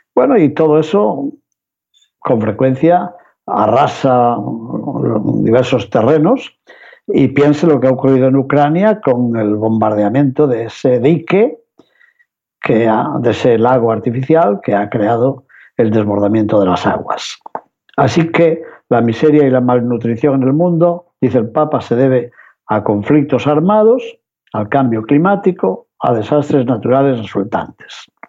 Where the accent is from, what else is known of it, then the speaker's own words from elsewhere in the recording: Spain; los que venimos de España